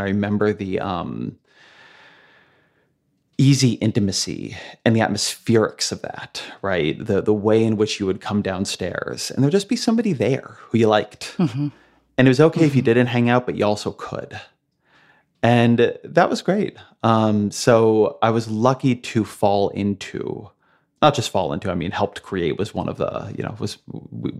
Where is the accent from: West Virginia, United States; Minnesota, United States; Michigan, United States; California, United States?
California, United States; Irvine; also born or lived in Washington, D.C.; now in New York, United States; I grew up in Irvine, which is very suburban.